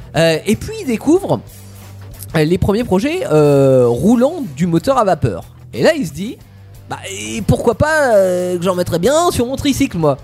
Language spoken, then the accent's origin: French; Tours, Centre-Val de Loire, France; par chez nous à Tours